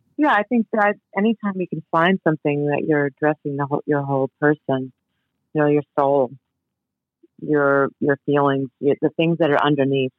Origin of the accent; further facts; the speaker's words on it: New York City, New York, United States; I grew up in New York. First time I was in the city, I grew up in Queens